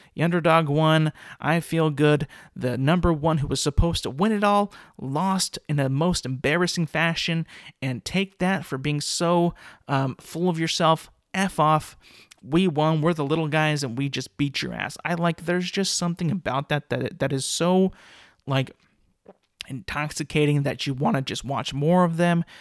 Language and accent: English; California, United States; I'm from California, and I went to Fresno State